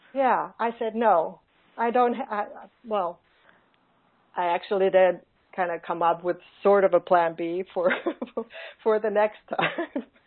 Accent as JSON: {"language": "English", "country": "Finland", "tie": "born or raised there", "second_language": "English"}